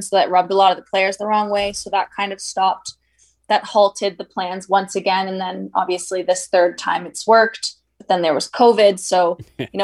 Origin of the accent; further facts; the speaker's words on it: Toronto, Ontario, Canada; I grew up in Toronto